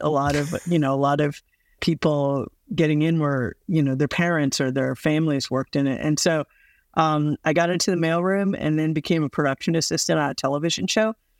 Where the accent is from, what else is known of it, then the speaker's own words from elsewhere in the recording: Midwest, United States; moved away; also born or lived in the South; I grew up in the Midwest, um, and in the South